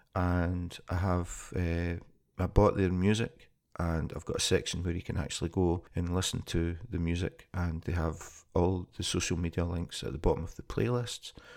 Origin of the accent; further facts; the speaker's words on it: Scotland, United Kingdom; moved away as an adult; now in Copenhagen, Denmark; I'm originally from Scotland, and I moved to Copenhagen in two thousand and twelve.